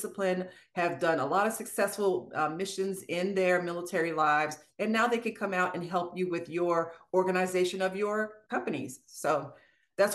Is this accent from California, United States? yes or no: no; Maryland, United States; moved away as an adult; also born or lived in Washington, D.C.; now in Marietta, Georgia, United States; I'm from Maryland